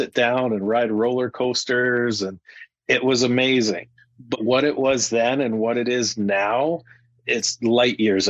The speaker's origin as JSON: {"language": "English", "town": "Regina", "region": "Saskatchewan", "country": "Canada", "tie": "born or raised there", "also_born_or_lived": "Calgary, Canada", "moved": "as an adult", "lives_now": "Airdrie, Canada", "said": "I came to Calgary about 10 years ago. And before that, born and raised in Regina."}